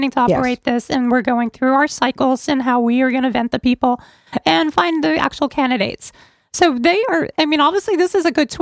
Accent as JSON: {"language": "English", "town": "New York City", "region": "New York", "country": "United States", "tie": "born or raised there", "also_born_or_lived": "Branford", "moved": "yes", "lives_now": "Connecticut, United States", "said": "I grew up in New York City"}